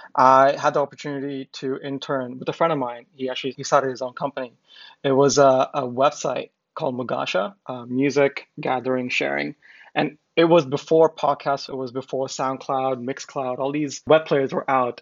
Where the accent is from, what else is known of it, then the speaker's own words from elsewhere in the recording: Macau; moved away as an adult; also born or lived in India / United States; I'm from India originally, but I grew up in Macau. I lived there for more than 20 years.